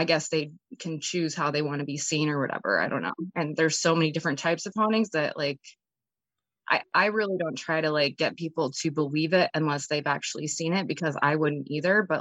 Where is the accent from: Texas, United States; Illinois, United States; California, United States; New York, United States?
California, United States; San Diego; I grew up in Southern California in San Diego